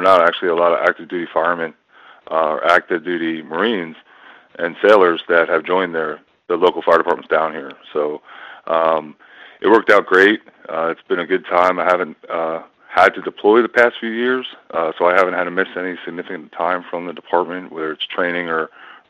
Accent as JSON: {"language": "English", "area": "Long Island", "region": "New York", "country": "United States", "tie": "born or raised there", "said": "growing up on Long Island, it's probably got like the largest volunteer firefighting population in the world."}